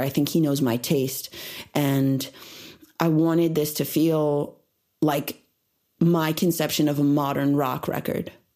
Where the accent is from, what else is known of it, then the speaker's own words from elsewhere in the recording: Illinois, United States; now in Los Angeles, United States; growing up in Illinois